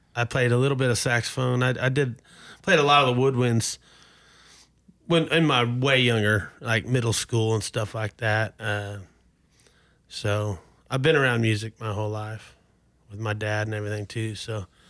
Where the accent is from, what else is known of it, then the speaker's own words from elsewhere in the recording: Oklahoma City, Oklahoma, United States; I was born here in, uh, or in Oklahoma City, and, uh, lived most of my childhood life in Oklahoma City